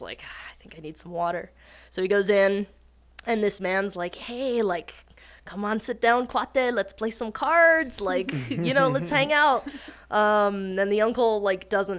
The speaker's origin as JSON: {"language": "English", "town": "Taos", "region": "New Mexico", "country": "United States", "tie": "born or raised there", "said": "I'm from Taos"}